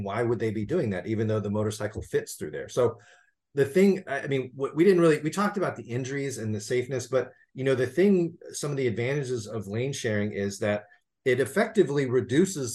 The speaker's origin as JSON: {"language": "English", "region": "California", "country": "United States", "said": "I'm a Californian"}